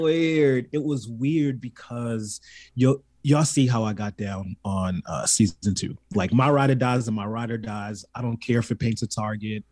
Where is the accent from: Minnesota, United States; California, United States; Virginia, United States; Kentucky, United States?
California, United States; also born or lived in Baltimore, Maryland; I was raised in California